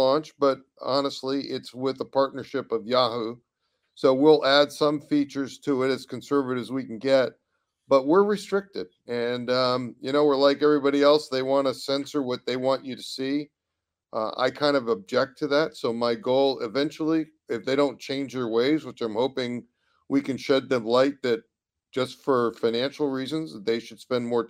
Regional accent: California, United States; I'm a Californian

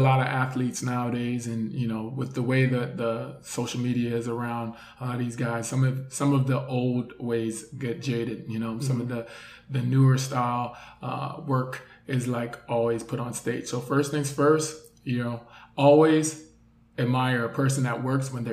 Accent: Jamaica; also born or lived in New York, United States; now in Miami, United States; I'm Jamaican

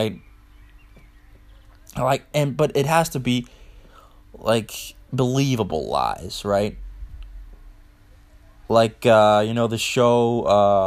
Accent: Funen, Southern Denmark, Denmark; accent: Funish; English is a second language; I'm from Denmark, and I live in Denmark, right? Always did

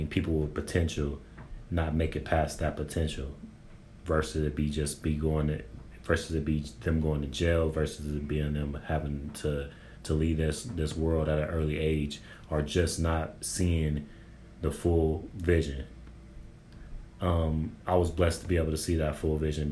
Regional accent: San Bernardino, California, United States; I'm from San Bernardino, California

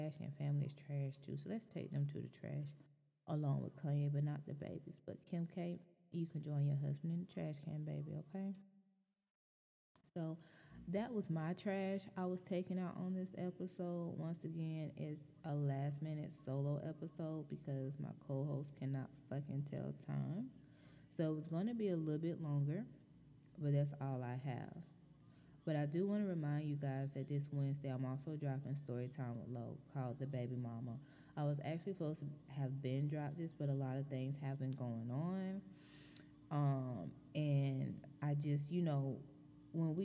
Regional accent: Anderson County, South Carolina, United States; this happened in my hometown

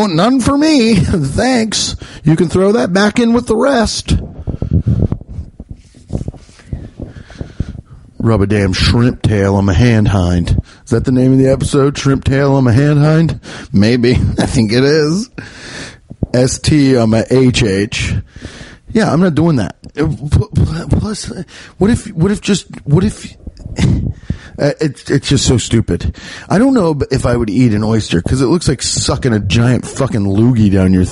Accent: Midwest, United States; my Midwestern palate

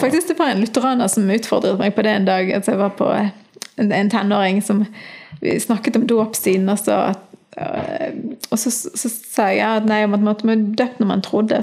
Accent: Bergen, Vestland, Norway; also born or lived in Florø / United States / Argentina; Jeg er født i Florø, men jeg er vokst opp i Bergen

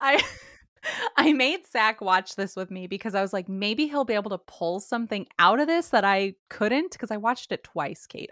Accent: California, United States; I'm from California

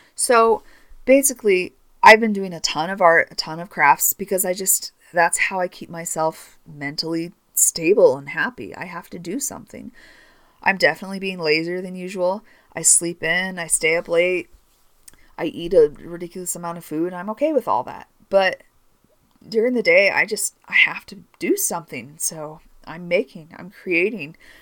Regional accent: Northern California, United States; now in Utah, United States; I grew up in Northern California

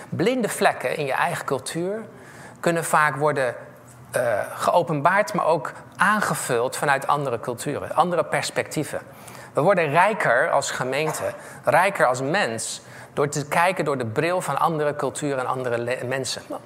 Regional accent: The Hague, South Holland, Netherlands; also born or lived in Wageningen; ik ben opgegroeid in Scheveningen

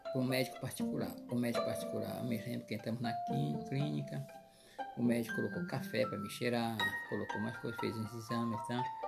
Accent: Guamá, Pará, Brazil; morei muito tempo no Guamá.

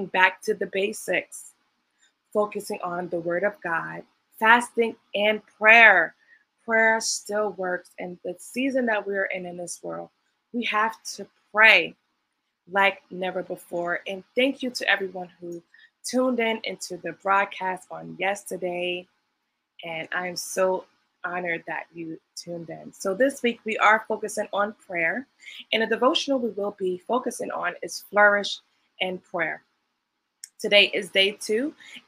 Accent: New York City, New York, United States; I'm from Brooklyn, New York

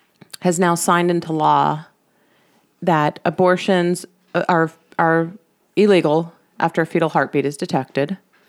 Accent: Miami, Florida, United States; I grew up in Miami, so people talk like we're over-sexualized and talk about this stuff early.

